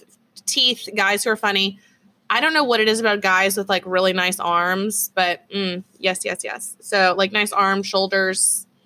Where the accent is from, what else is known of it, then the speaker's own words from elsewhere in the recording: Texas, United States; accent: Texas; I'm still learning Espanol. So I would like to end up, I'm sure I'm never going to be fluent in that because my Texas accent is way too strong